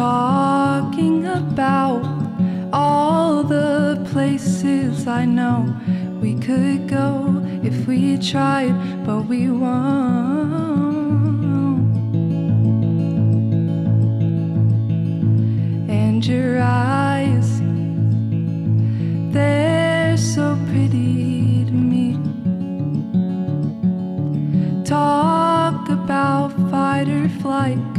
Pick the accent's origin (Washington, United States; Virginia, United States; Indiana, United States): Indiana, United States; Greenwood; I'm from Greenwood